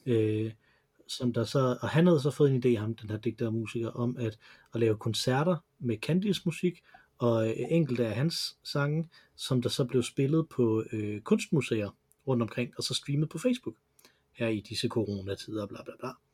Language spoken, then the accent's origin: Danish; Silkeborg, Central Denmark Region, Denmark; jeg er fra Silkeborg, fordi de mm mødtes i, øh, i Silkeborg